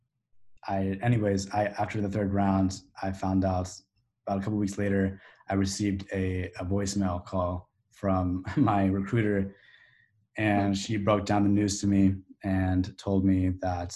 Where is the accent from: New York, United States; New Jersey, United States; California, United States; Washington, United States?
California, United States; Sacramento; now in Arizona, United States; Growing up in Sacramento